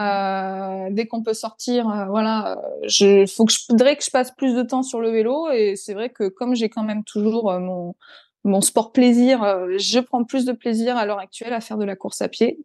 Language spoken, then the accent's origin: French; Provence-Alpes-Côte d'Azur, France; now in Reims, France; je suis du Sud-Est.